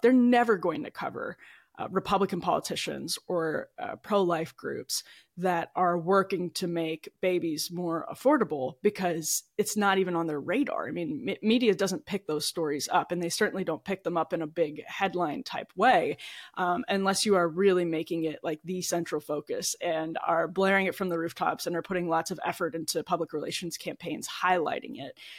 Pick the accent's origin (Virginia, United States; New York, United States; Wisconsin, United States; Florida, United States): Wisconsin, United States; about forty minutes outside Milwaukee; moved away; I grew up in the Midwest in Wisconsin, uh, about forty minutes outside Milwaukee